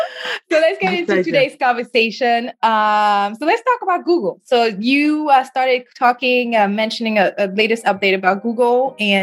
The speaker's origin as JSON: {"language": "English", "country": "United States", "said": "especially as American, we like to focus on here."}